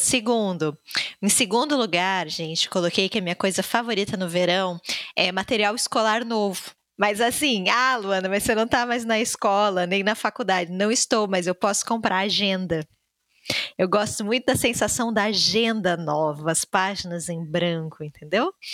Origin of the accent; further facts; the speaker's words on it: Rio Grande do Sul, Brazil; also born or lived in Salvador, Bahia; apesar de baiana, eu cresci no Rio Grande do Sul